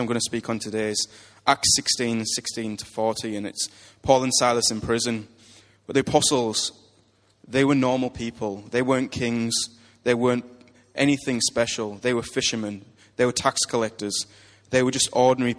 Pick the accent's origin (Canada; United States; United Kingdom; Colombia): United Kingdom; we're British